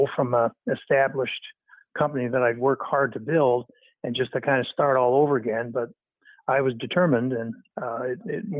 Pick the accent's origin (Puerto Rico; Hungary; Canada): Canada; moved away as an adult; also born or lived in Toronto; I grew up in Canada. I moved to Los Angeles to set up Regenix in 1984